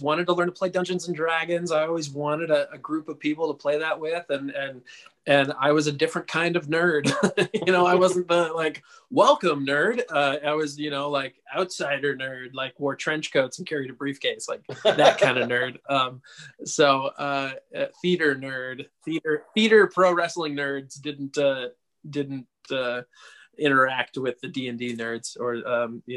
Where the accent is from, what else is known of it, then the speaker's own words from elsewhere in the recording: Santa Cruz, California, United States; out here in my hometown, Santa Cruz, California.